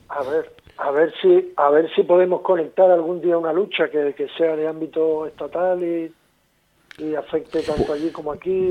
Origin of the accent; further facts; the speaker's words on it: Tenerife, Canary Islands, Spain; nosotros somos de Tenerife